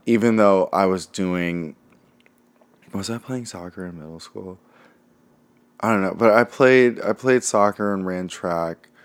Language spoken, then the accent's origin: English; Los Angeles, California, United States; also born or lived in Santa Monica, California; now in Brooklyn, United States; In L